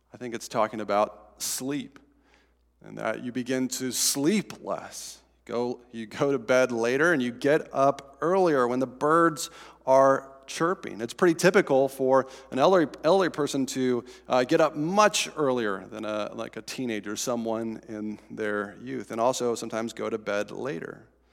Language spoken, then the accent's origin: English; Estes Park, Colorado, United States; moved away; So in my hometown, I guess not my hometown anymore, the town I grew up in, Estes Park, Colorado